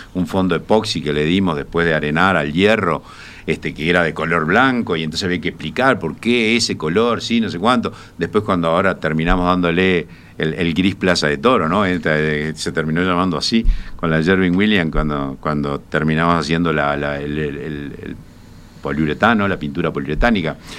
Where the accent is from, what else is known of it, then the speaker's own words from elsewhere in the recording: Colonia del Sacramento, Colonia, Uruguay; yo soy coloniense. nací, en Colonia de Sacramento, así que te imaginarás que me eduqué viendo un lugar